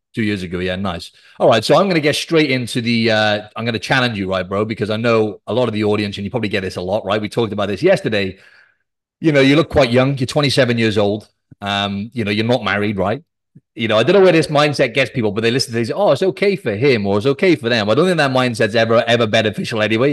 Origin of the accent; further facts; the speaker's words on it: Cardiff, Wales, United Kingdom; I'm from Wales, South Wales. I'm from the capital Cardiff